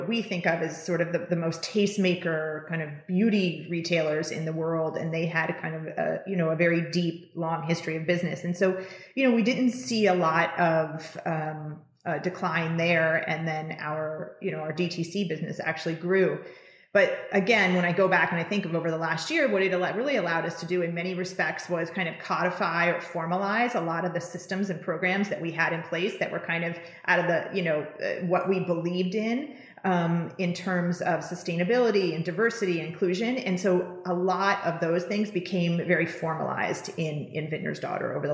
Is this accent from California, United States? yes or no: yes; Napa Valley, California, United States; coming from where I was coming from Napa Valley